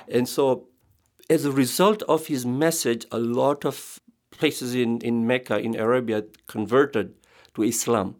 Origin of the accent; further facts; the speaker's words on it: Tanzania; I was born in Africa, Tanzania. I come from an Indian background